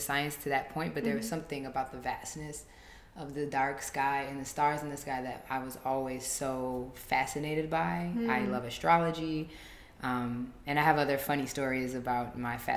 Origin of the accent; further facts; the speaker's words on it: Southfield, Michigan, United States; moved away as an adult; also born or lived in Detroit, Michigan / Pittsburgh / Minneapolis / Paris; I was born in Detroit, Michigan, raised in Southfield, Michigan